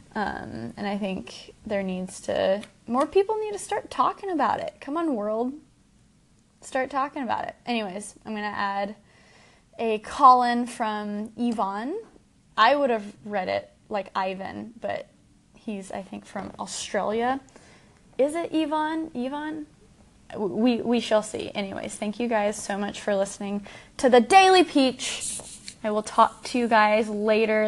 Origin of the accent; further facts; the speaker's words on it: Dallas, Texas, United States; I'm from Dallas